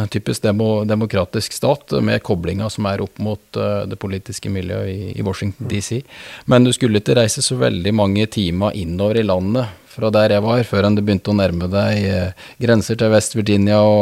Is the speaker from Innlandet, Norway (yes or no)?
yes; Østre Toten, Innlandet, Norway; Toten er jo delt inn i, i, to kommuner, Østre og Vestre Toten, og jeg er fra Østre